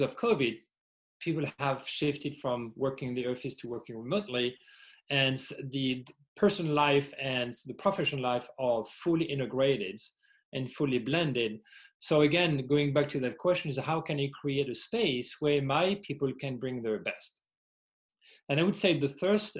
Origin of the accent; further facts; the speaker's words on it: France; English is a second language; also born or lived in Indiana, United States; now in Arizona, United States; my accent is not native from the U.S., originally from France